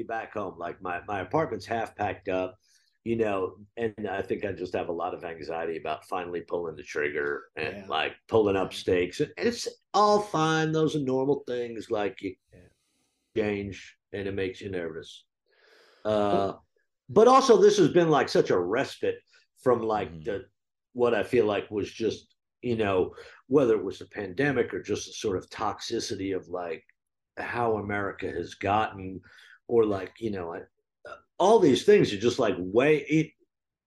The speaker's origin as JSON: {"language": "English", "region": "New Jersey", "country": "United States", "tie": "born or raised there", "moved": "yes", "said": "I grew up in New Jersey, and like there are certain things about me that are just super fucking New Jersey"}